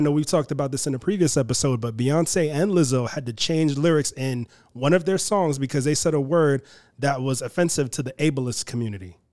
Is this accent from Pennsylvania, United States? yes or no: no; New York City, New York, United States; I'm from Queens, New York.